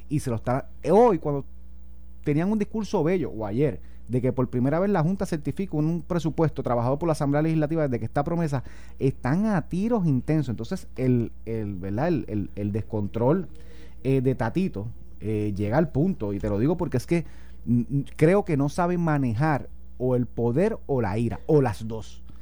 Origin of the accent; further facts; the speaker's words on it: Guárico, Venezuela; No, pero él, yo, soy de Guarico, el el mío, es el otro.